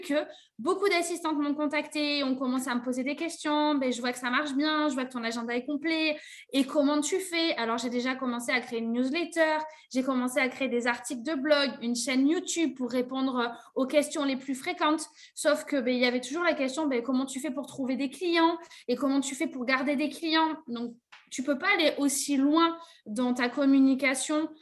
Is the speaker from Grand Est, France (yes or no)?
no; Bergerac, Nouvelle-Aquitaine, France; moved away as an adult; also born or lived in Paris region; now in Bergerac, France; chez moi, à Bergerac, dans l'hôtellerie-restauration, c'est très compliqué de trouver un poste.